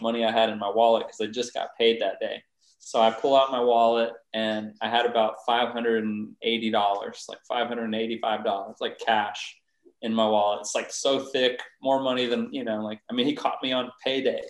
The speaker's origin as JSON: {"language": "English", "town": "San Antonio", "region": "Texas", "country": "United States", "tie": "born or raised there", "said": "I grew up in Northeast San Antonio"}